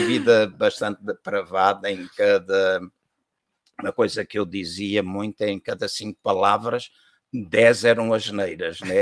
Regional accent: Angola; moved away as an adult; also born or lived in Portugal; eu sou natural da Angola, ah, sou filho de angolanos também

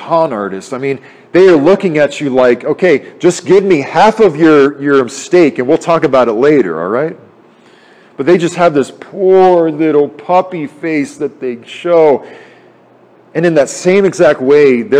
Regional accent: United States; as American people

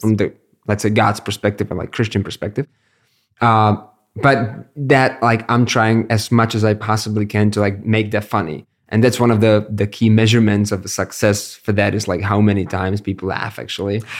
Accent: Brno, South Moravian Region, Czechia; I'm born and raised in Brno

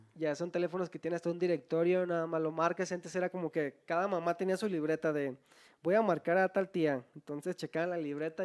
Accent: Guadalajara, Jalisco, Mexico; Nosotros somos de Guadalajara

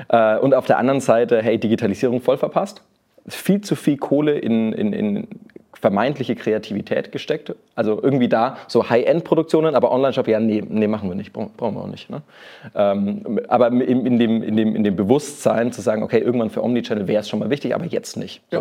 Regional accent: Nuremberg, Bavaria, Germany; accent: Franconian; also born or lived in Lower Saxony; Ich bin eigentlich gebürtiger Nürnberger, äh, Franke, man hört das noch so ein bisschen.

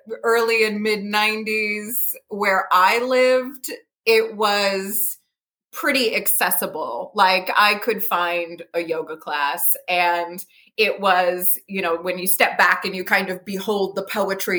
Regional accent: Bucks County, Pennsylvania, United States; growing up in Bucks County

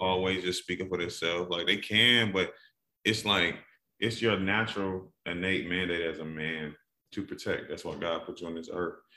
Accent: Atlanta, Georgia, United States; I'm from Atlanta

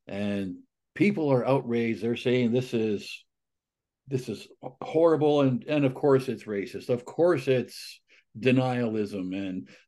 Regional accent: Alberta, Canada; which, by the way, is actually about three times the population of the community where I grew up in Northern Alberta. So I can identify with the tiny town.

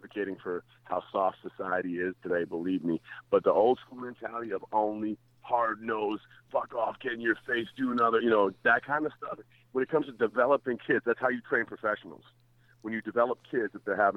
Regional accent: Calgary, Alberta, Canada; also born or lived in Toronto, Ontario; I left Toronto when I was 5 years old and went to Calgary

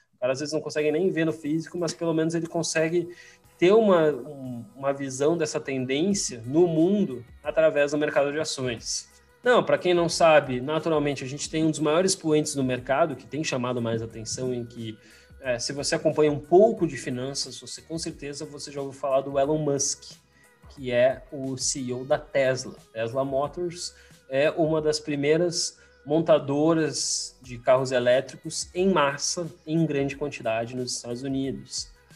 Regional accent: Farroupilha, Rio Grande do Sul, Brazil; also born or lived in Porto Alegre; eu sou gaúcho, sou do interior do Rio Grande do Sul, Farroupilha, uma cidade bem fria

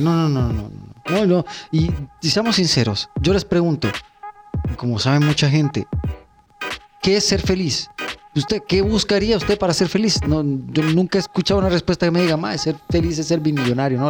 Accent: Hatillo, San José, Costa Rica; nosotros que somos de Atillo, que somos de Alameda

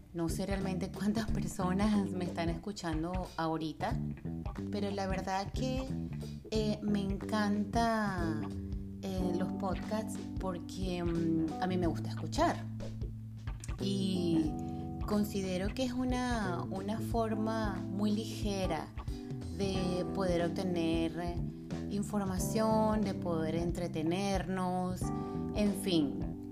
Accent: Caracas, Capital District, Venezuela; moved away as an adult; also born or lived in Mexico; now in Florida, United States; soy venezolana, nací en Venezuela, soy caraqueña, nací en Caracas

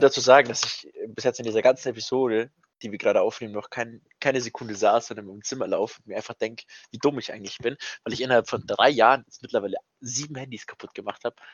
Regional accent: Bavaria, Germany; bei uns in Bayern

